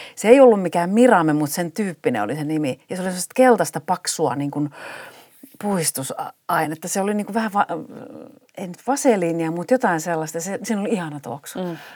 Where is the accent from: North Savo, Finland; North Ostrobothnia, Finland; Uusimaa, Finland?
North Savo, Finland; Kuopio; moved away as an adult; also born or lived in Oulu; now in Turku, Finland; mä oon Kuopiosta kotoisin, me oltiin siellä viisi ensimmäistä elinvuotta, niin sitten me muutettiin sen työn perässä Ouluun. Ja tota, no sitten muutettiin takaisin Kuopioon